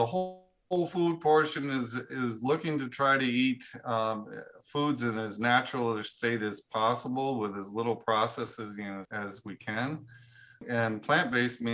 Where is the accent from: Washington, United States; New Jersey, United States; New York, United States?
Washington, United States; Cashmere; I live close to my hometown is a small town called Cashmere, Washington